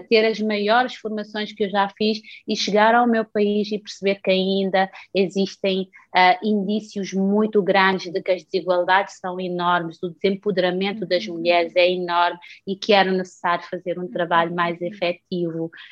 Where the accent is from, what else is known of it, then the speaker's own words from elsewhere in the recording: Santo Antão, Cape Verde; moved away as an adult; also born or lived in United States; now in Portugal; eu nasci em Cabo Verde, na ilha de Santo Antão, que é das ilhas mais rurais do uhum. país, um, mas eu fui educada numa família altamente religiosa